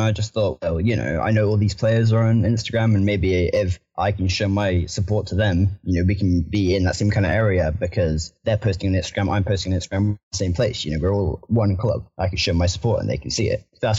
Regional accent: Southampton, South East England, United Kingdom; I currently don't live in Southampton. I live in a little close. I'm more closer to Bournemouth than I am to Southampton, but I was born in Southampton, but I only go there for the games now.

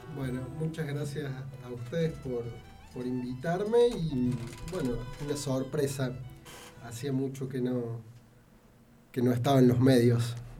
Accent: Banda Norte, Córdoba, Argentina; no crecí en el centro, no crecí eh, en una ciudad más grande, crecí en Banda Norte

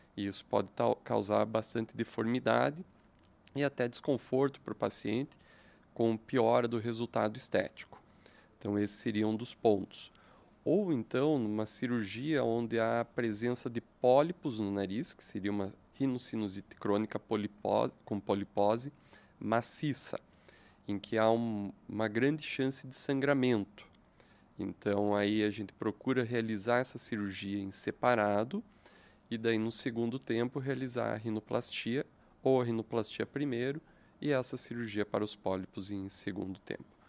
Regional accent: interior of Santa Catarina, Brazil; moved away as an adult; now in Curitiba, Brazil

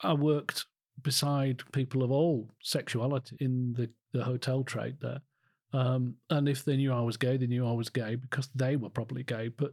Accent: Calder Valley, Yorkshire and the Humber, United Kingdom; also born or lived in Harrogate; growing up in Calder Valley

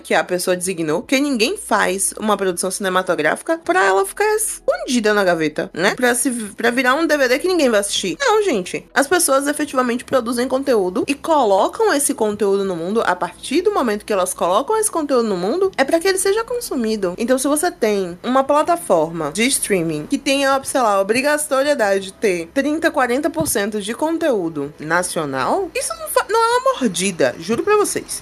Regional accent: Brazil; enquanto brasileira

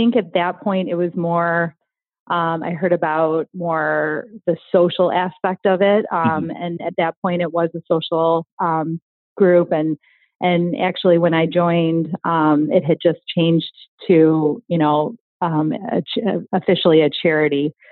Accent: Riverside, Illinois, United States; I grew up in Riverside, so haven't moved

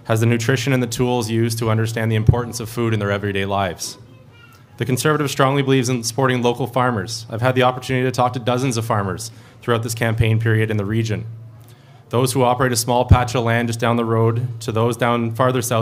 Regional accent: Timmins, Ontario, Canada; I was born and raised here in Timmins.

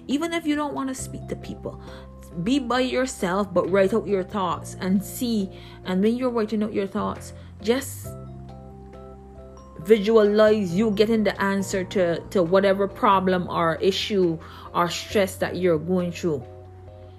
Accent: Barbados; I grew up in Barbados

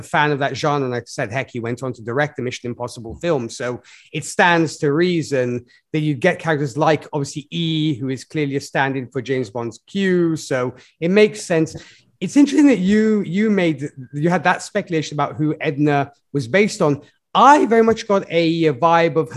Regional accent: Milan, Lombardy, Italy; my hometown, Milan

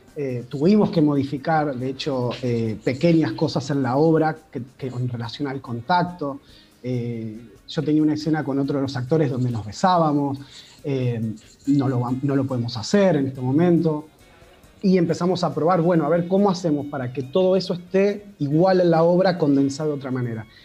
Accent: Pergamino, Buenos Aires Province, Argentina; moved away as an adult; now in Buenos Aires, Argentina; soy de Pergamino y me vine a Buenos Aires hace 20 años a, a estudiar teatro

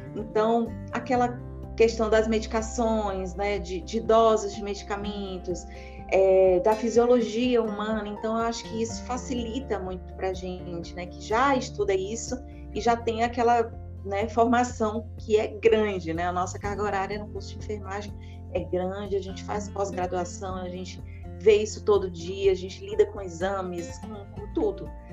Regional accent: Teresina, Piauí, Brazil; moved away as an adult; now in São Paulo, Brazil; Eu sou natural de Teresina, no Piauí

